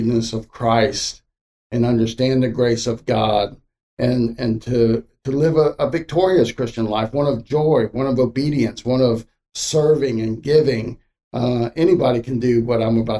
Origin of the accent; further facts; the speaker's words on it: Miami, Florida, United States; also born or lived in Okeechobee, Florida; I was about 13. And then we moved from Miami to a place called Okeechobee.